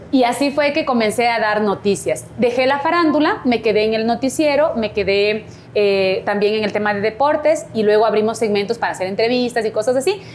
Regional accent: Cumbayá, Pichincha, Ecuador; Me metí de, reina de mi parroquia, yo soy de Cumbayá

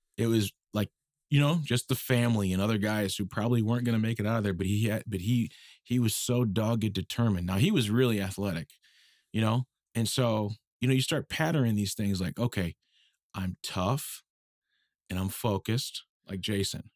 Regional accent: Minneapolis, Minnesota, United States; I'm from Minneapolis, okay, originally, um, and, uh, you know, went to De La Salle High School

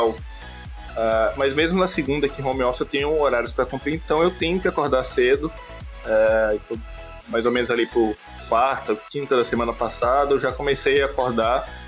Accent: Pará, Brazil; also born or lived in Brasília; em Brasília, fui criado no Pará

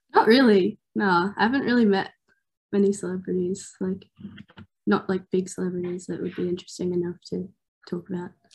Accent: Newcastle, New South Wales, Australia; I'm from Newcastle.

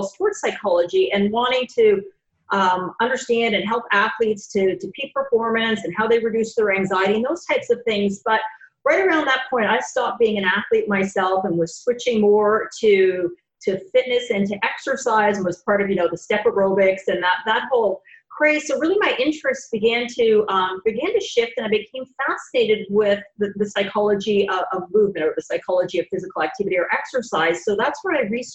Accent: Canada; moved away as an adult; also born or lived in Gainesville, Florida; now in Jacksonville, United States; I'm originally from Canada, moved down here with my husband about, over 20 years ago

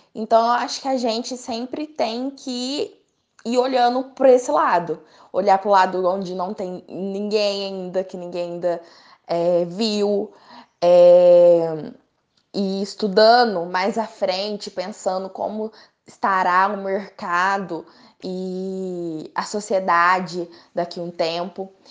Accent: Três Corações, Minas Gerais, Brazil; nascida e criada em Três Corações

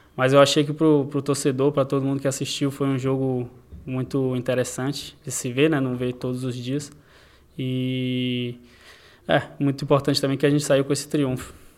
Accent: Brazil; no Brasil, no, no país onde eu nasci

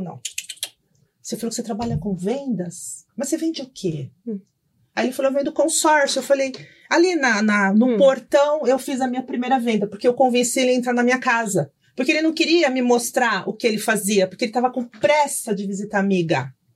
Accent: São Paulo, Brazil; Eu sou, nasci em Itaquera

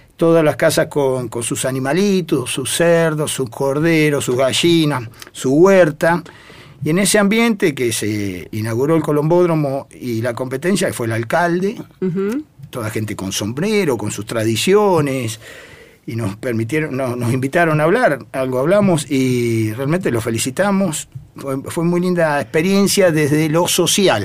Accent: Pehuajó, Buenos Aires Province, Argentina; la mensajera de Peguajó, ah. que siempre digo es mi segunda casa, es donde yo nací, ya había palomas en mi casa, así que voy a la institución desde que tengo uso de razón

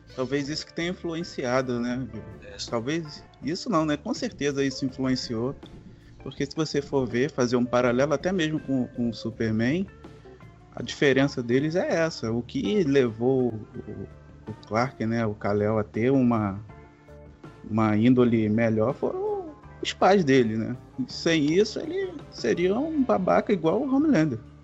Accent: Rio de Janeiro, Brazil; Sou, sou, do Rio de Janeiro

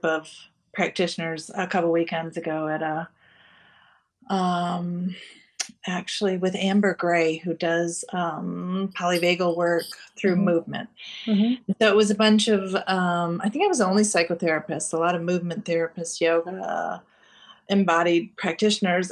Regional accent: Canada; I am a dual citizen. So I'm Canadian

